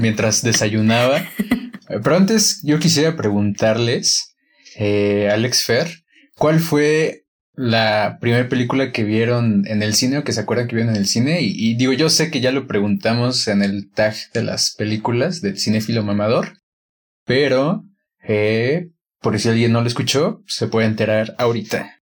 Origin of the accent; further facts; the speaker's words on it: Guanajuato, Mexico; la primera película que vi en un cine aquí en Guanajuato fue en un cine de mi pueblo